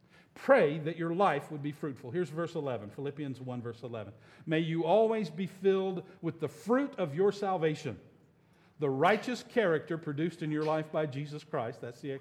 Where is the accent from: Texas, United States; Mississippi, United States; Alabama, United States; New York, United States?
Alabama, United States; I grew up in Alabama in the 1960s and 70s.